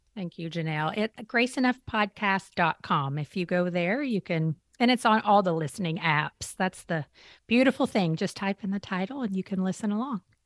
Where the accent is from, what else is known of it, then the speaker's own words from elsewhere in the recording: Eastern Kentucky, United States; I grew up in Eastern Kentucky, a very small mountain town.